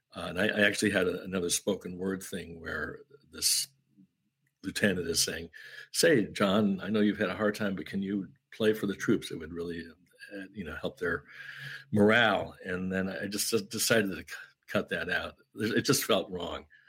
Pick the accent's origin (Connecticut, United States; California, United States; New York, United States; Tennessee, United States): New York, United States; Syracuse; I grew up in Syracuse, New York. I didn't grow up in Kentucky.